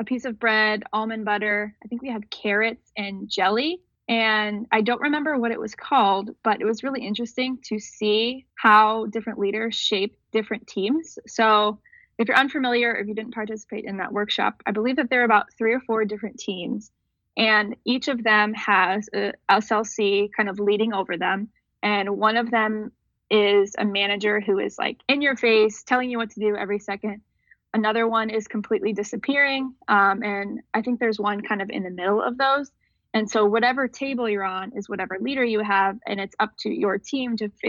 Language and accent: English; Seven Hills, Ohio, United States; I'm from Cleveland, Ohio. More specifically, I'm from Seven Hills. It's about 15 minutes south from downtown.